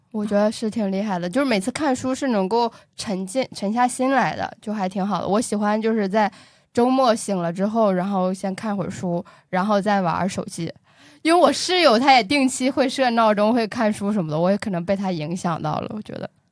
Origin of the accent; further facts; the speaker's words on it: Northeast China, China; moved away; also born or lived in Inner Mongolia; 我带着另一个东北人